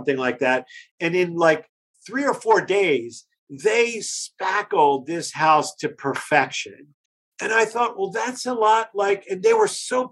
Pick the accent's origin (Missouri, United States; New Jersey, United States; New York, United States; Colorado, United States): New Jersey, United States; Pine Barrens; I come from New Jersey, from the Pine Barrens, and I have three brothers.